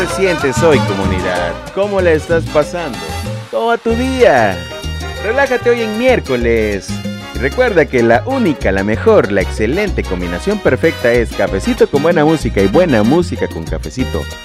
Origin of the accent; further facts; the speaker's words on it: Mexico; soy latino, entonces la sangre latina, el poder el poder latino, el poder mexicano